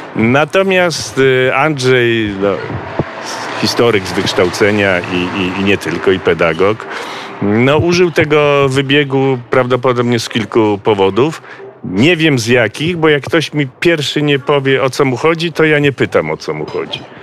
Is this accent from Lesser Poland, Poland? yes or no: no; Wrocław, Lower Silesian Voivodeship, Poland; moved away as an adult; now in Bieszczady, Poland; ja się urodziłem, wychowałem we Wrocławiu.